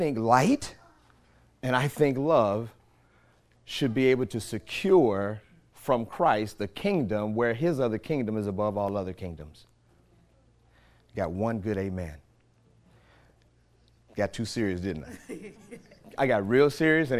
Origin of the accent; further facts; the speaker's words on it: St. Louis, Missouri, United States; moved away; my hometown, Ferguson, St. Louis or St. Louis, Missouri